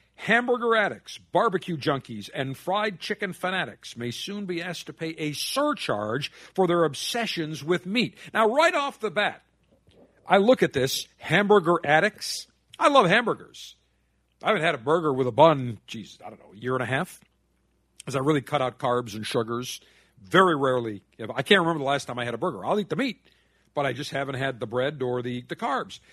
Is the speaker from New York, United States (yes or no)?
yes; Buffalo, New York, United States; Buffalo, my hometown